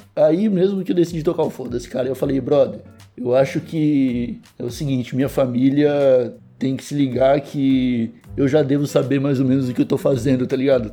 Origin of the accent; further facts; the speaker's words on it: Brazil; moved away as an adult; now in Portugal; eu abri a boca para dar bom dia, eles já sabem que eu sou brasileiro